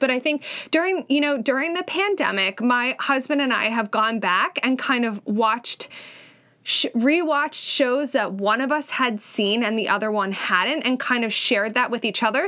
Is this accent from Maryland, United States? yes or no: no; Philadelphia, Pennsylvania, United States; I'm from Philly